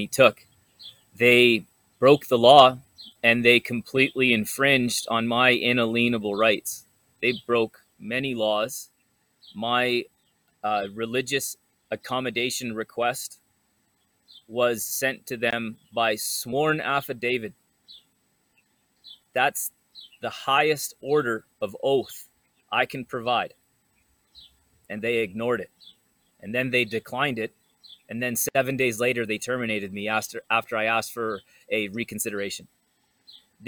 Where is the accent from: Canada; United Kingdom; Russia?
Canada; my life as a Canadian citizen